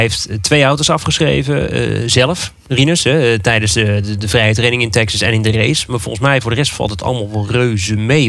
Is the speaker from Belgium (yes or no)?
no; Netherlands; als Nederlanders